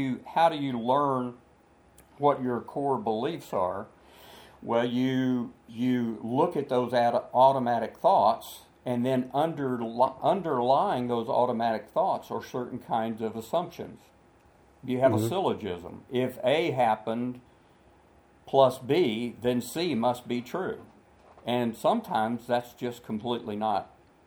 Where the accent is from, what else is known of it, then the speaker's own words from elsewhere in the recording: Dallas, Texas, United States; I'm a Texan. I grew up, I was born in Dallas, Texas